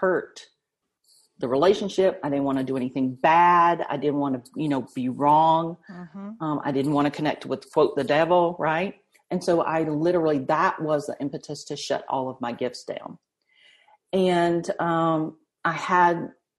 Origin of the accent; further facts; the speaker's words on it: the South, United States; I was raised Southern Baptist in the South.